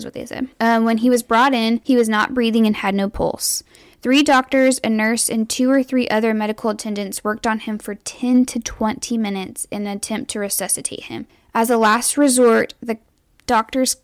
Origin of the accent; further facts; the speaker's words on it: Carlsbad, New Mexico, United States; I grew up in Carlsbad, New Mexico